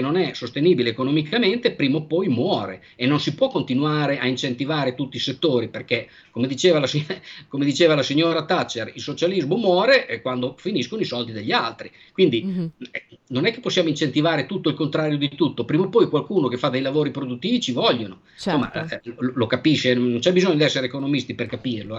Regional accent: Bologna, Emilia-Romagna, Italy; io sono di Bologna

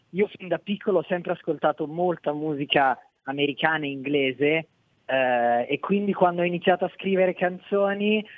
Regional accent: Bologna, Emilia-Romagna, Italy; Io sono di Bologna, abito a Bologna.

